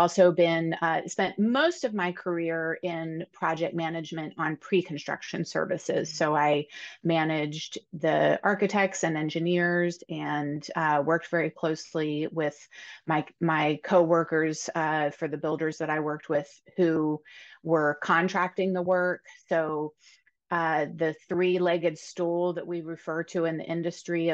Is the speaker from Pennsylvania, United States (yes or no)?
yes; Pennsylvania, United States; moved away as an adult; I actually was born and raised in Pennsylvania, but I haven't lived here for quite a long time and moved back in 2020